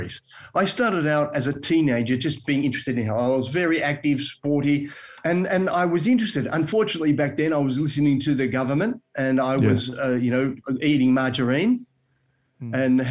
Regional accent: Melbourne, Victoria, Australia; moved away as an adult; now in Western Australia, Australia; I'm from Melbourne

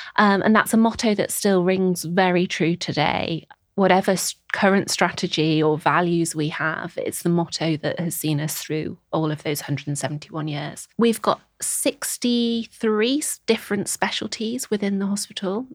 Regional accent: Birkenhead, North West England, United Kingdom; moved away as an adult; also born or lived in Nottingham / Scotland; now in London, United Kingdom; I am originally from Birkenhead on the Wirral, uh, s, get the ferry across the Mersey and you'll find my home there

